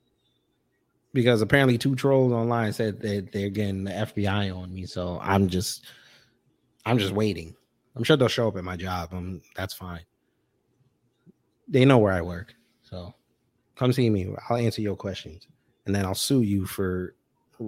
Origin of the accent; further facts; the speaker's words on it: New York, United States; I'm a New Yorker